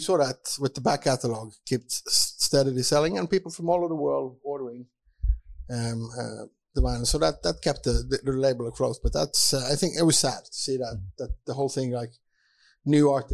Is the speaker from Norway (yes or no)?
yes; Bergen, Vestland, Norway; I'm from Bergen